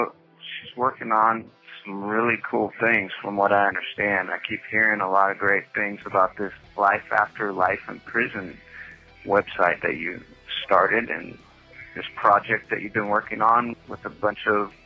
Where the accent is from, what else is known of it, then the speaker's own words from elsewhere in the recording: Longview, Washington, United States; Longview, Washington, my hometown